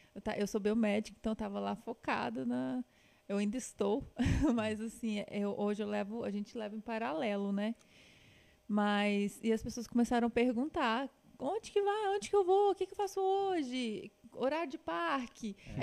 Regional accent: Patos de Minas, Minas Gerais, Brazil; also born or lived in Uberlândia; Eu sou nascida em Uberlândia, mas mudei de lá muito novinha. E meus pais moram hoje em Patos de Minas. Eu morei uns 10 anos

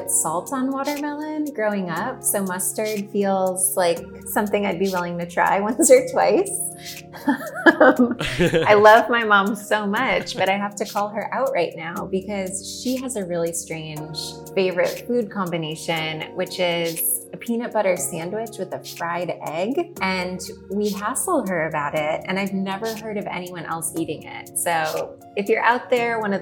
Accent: Chicago, Illinois, United States; moved away; also born or lived in Austin, Texas; even though I lived in Austin for a long time, I'm actually from Chicago

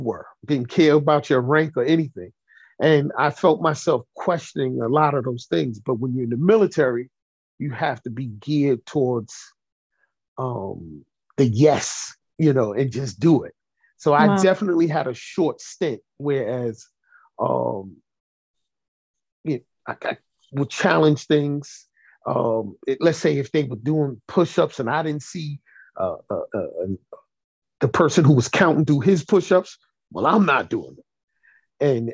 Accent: New York City, New York, United States; I was born and raised in Brooklyn

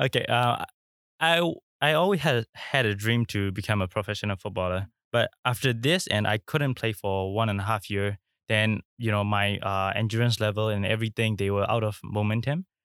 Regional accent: Myanmar; now in Singapore; I'm from Myanmar

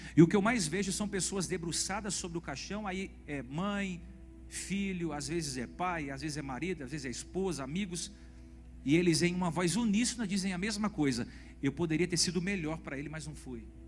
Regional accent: Brazil; Nós somos brasileiros

